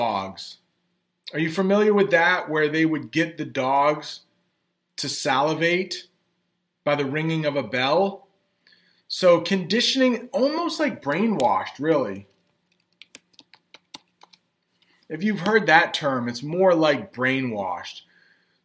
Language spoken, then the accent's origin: English; United States